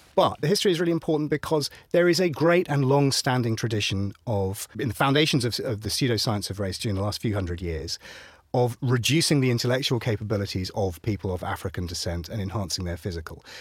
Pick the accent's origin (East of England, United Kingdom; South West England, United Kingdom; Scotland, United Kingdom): East of England, United Kingdom; Ipswich; I was raised in Ipswich.